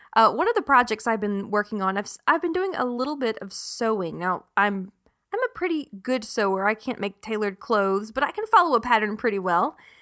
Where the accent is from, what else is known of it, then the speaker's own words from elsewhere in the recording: South Carolina, United States; now in North Texas, United States; growing up in South Carolina, we did have a few tornadoes here and there